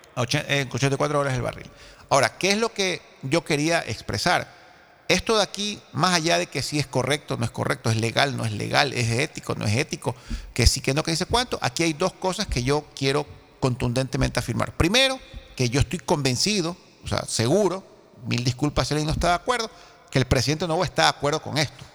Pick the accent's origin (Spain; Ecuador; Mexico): Ecuador; yo sí me preocupo como ecuatoriano